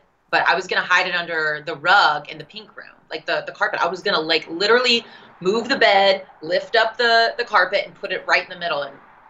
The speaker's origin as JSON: {"language": "English", "town": "Las Vegas", "region": "Nevada", "country": "United States", "said": "We're both from Vegas."}